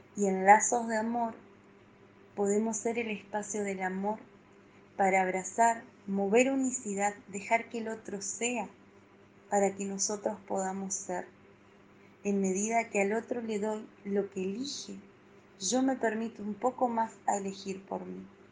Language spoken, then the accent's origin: Spanish; Argentina; Soy de Argentina